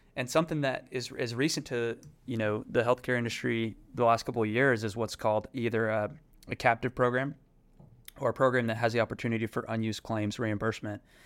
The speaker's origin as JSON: {"language": "English", "town": "Fort Worth", "region": "Texas", "country": "United States", "tie": "born or raised there", "said": "I grew up in Fort Worth, Texas"}